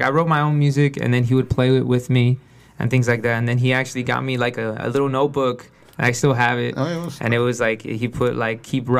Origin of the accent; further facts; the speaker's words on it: Weslaco, Texas, United States; also born or lived in Harlingen, Texas; I was born in Harlingen, okay. And then I was raised in Weslaco.